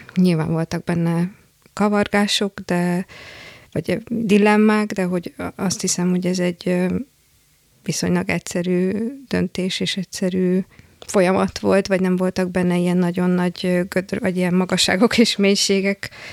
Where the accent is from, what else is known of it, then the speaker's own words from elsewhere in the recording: Szombathely, Vas, Hungary; otthon szombathely, ugye szombathelyről származom